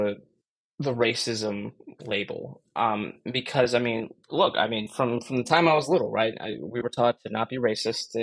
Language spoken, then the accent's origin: English; Chicago, Illinois, United States; I'm from the Chicago area